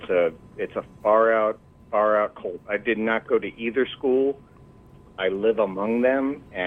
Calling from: Massachusetts, United States; From the Commonwealth of Massachusetts.

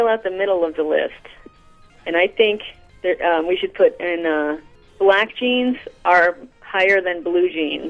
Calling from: Chicago, Illinois, United States; I'm calling from Chicago.

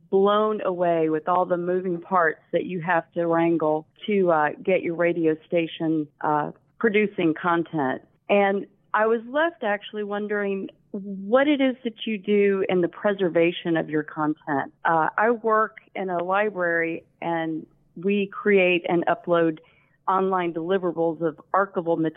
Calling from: Alabama, United States; I am in Alabama.

